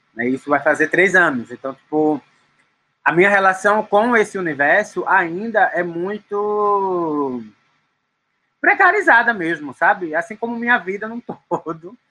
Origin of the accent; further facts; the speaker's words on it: Recife, Pernambuco, Brazil; now in São Paulo, Brazil; Eu sou de Recife, mas moro na cidade de São Paulo.